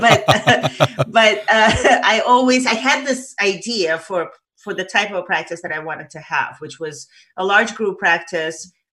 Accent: Saint Petersburg, Russia; now in United States; I was born in Leningrad, Soviet Union

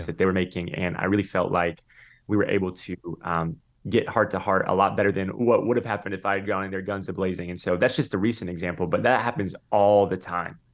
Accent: Tampa, Florida, United States; I grew up in Tampa

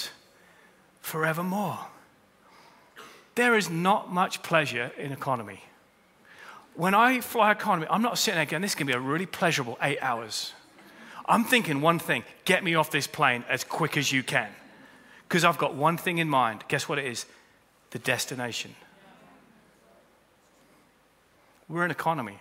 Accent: United Kingdom; We're British

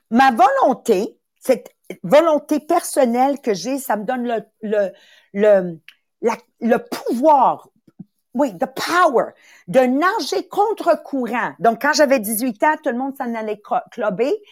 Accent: Montreal, Quebec, Canada; Moi, j'ai été élevée à Montréal-Nord. Il y avait beaucoup, beaucoup de, de racisme, si tu veux.

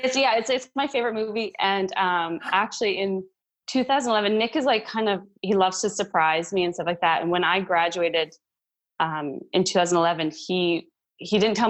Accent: St. Albert, Alberta, Canada; moved away as an adult; also born or lived in Jasper, Alberta / Vancouver / Pittsburgh; now in Nashville, United States; grew up like that. And then we moved to St. Albert for better school and better hockey

